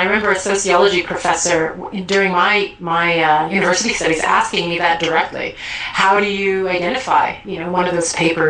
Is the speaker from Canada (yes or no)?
yes; Canada; now in Switzerland; I came into the public Canadian education system, obviously, as a child, so my reference point broadened, which means, you know, I got a lot of the norms and habits and cultural values and beliefs that were part of being a kid in public school in Vancouver, Canada in the 1980s.